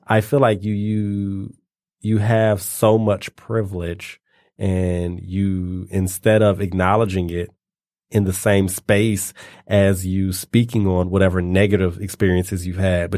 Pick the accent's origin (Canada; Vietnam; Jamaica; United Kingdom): Canada; oh, yeah, it just really hurt my feelings because I'm Canadian.